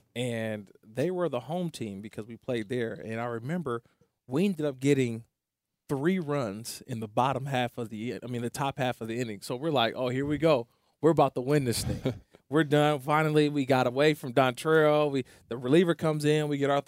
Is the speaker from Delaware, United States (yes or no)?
no; Oakland, California, United States; Growing up in Oakland, California, a lot of good baseball players.